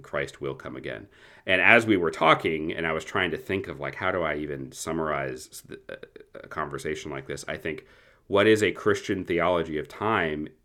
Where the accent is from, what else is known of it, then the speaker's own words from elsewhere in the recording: United States; as American Protestants